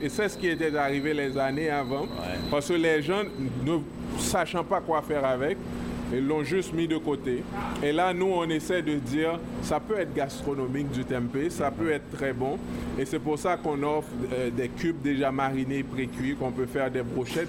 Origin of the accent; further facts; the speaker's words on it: Haiti; now in Quebec, Canada; on vient d'Haïti